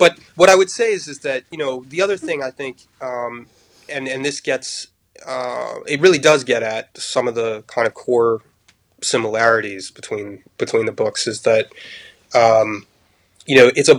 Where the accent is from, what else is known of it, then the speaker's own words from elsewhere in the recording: France; I grew up in France, and so I had on the one hand a kind of I was steeped and soaked in the French literary canon, the French tradition.